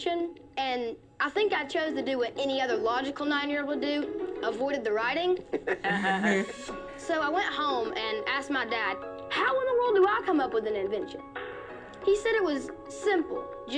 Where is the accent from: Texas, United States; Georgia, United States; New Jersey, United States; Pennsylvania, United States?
Georgia, United States; Dalton; We're from Dalton, Georgia, and our company is LeGlue